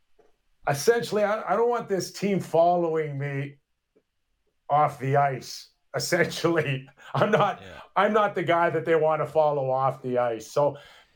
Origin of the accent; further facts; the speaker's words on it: Toronto, Ontario, Canada; I was born and raised in Toronto